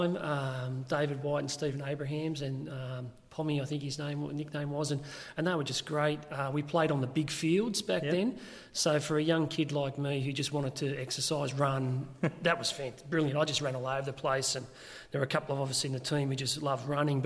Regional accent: Windang, New South Wales, Australia; grew up in Windang.

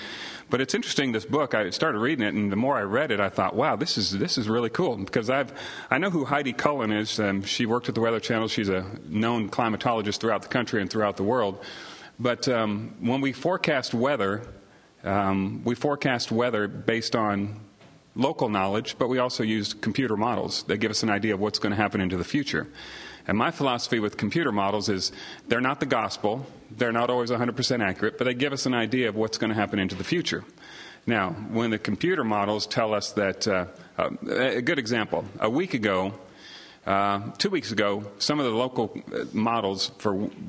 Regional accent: Midwest, United States; also born or lived in Oklahoma / Germany / Salina, Kansas / Montana; now in Knoxville, United States; I come from the Midwest. I was an Army brat, youngest of six kids. My father was in the Army, and I was born in Oklahoma, and we quickly moved to Germany and then spent some time in Salina, Kansas

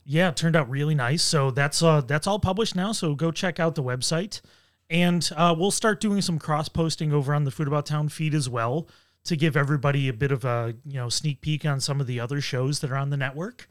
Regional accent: Buffalo, New York, United States; now in Rochester, United States; I grew up in Buffalo. I've lived here for twenty years now

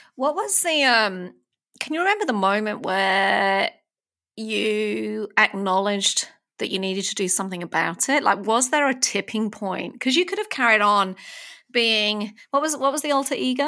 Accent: United Kingdom; moved away as an adult; now in Melbourne, Australia; I'm from, uh, from the U K originally

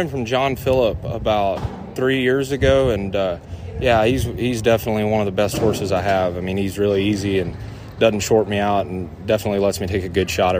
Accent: Refugio, Texas, United States; I'm from South Texas, a little town called Refugio. Lived there my whole life

